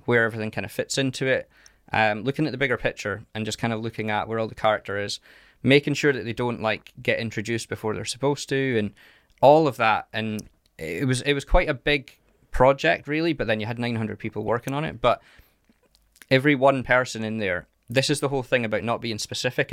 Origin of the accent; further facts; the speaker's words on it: Carnoustie, Scotland, United Kingdom; I grew up in a little place called Carnoustie